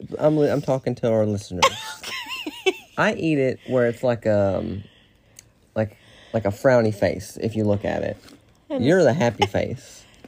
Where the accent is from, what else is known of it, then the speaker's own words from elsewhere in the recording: Philadelphia, Pennsylvania, United States; I'm from Philly.